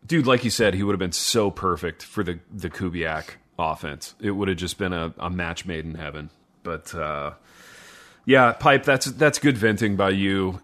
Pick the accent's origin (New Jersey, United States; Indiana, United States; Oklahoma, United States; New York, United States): Indiana, United States; I grew up in Indiana